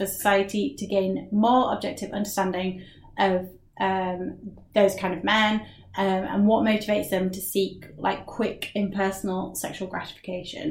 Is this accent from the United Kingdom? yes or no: yes; United Kingdom